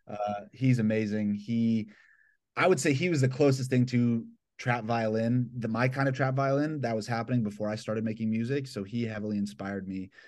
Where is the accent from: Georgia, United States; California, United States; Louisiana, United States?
Georgia, United States; Atlanta; born or raised there; now in Los Angeles, United States